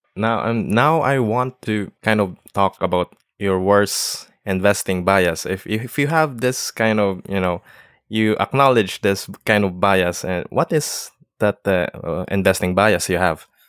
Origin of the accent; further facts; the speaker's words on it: Philippines; I'm from the Philippines